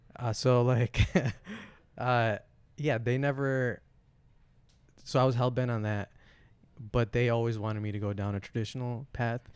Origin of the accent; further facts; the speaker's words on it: Flint, Michigan, United States; I was born in Flint.